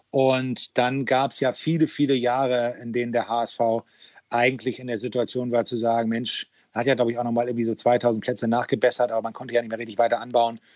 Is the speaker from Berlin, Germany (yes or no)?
no; Hamburg, Germany; Naja, das ist meine Heimat. Ne? Also das äh, kenne ich dann äh, so jede Ecke.